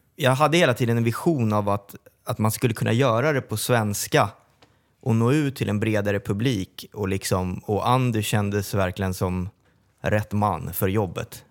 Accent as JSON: {"language": "Swedish", "town": "Sollentuna", "region": "Stockholm County", "country": "Sweden", "said": "Som är från Sollentuna också, som, som jag."}